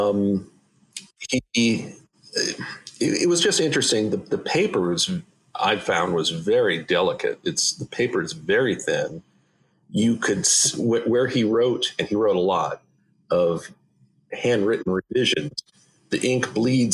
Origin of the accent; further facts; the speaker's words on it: Indiana, United States; moved away; Indiana, my home state